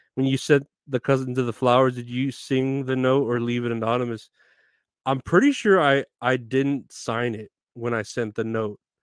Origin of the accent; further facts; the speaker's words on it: Texas, United States; I'm from Texas. I've been born and raised here in Texas